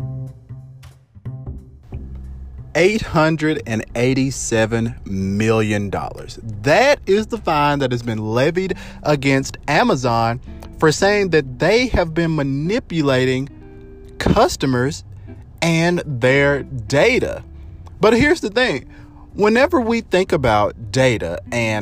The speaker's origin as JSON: {"language": "English", "country": "United States", "said": "us as American citizens"}